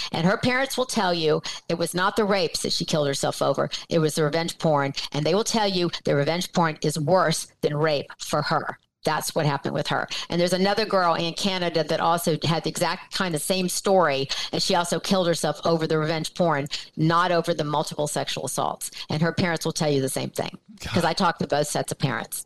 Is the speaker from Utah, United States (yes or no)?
no; Atlanta, Georgia, United States; now in Los Angeles, United States; I'm from Atlanta. I was yeah. raised in Atlanta